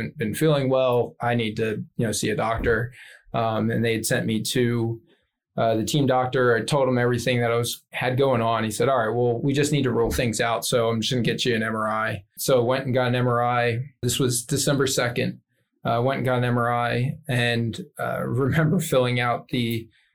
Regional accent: Philadelphia, Pennsylvania, United States; moved away; I said, the Philadelphia area.

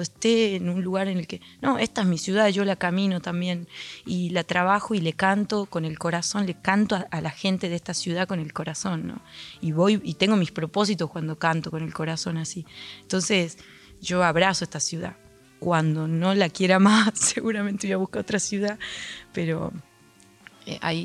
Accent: Andalgalá, Catamarca, Argentina; moved away as an adult; Yo soy de Andalgala.

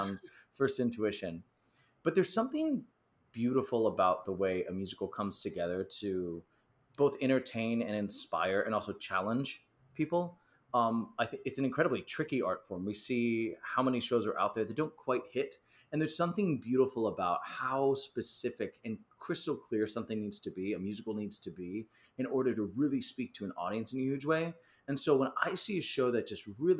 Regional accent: Virginia, United States; moved away as an adult; now in New York City, United States; I come from Virginia, so suburbs of DC, kind of rural, kind of liberal, kind of not all at the same time

